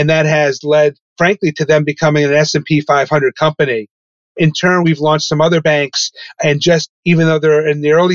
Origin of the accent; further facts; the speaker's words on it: Poughkeepsie, New York, United States; also born or lived in Albany, New York / Michigan; I grew up in Poughkeepsie, New York, in the Hudson Valley.